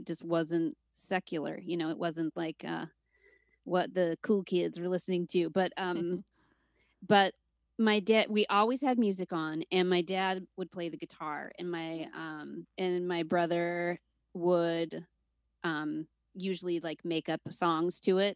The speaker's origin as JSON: {"language": "English", "region": "Utah", "country": "United States", "tie": "born or raised there", "also_born_or_lived": "Seattle, Washington", "moved": "yes", "lives_now": "Brooklyn, United States", "said": "Utah, growing up in Utah, we were the only family that wasn't Mormon"}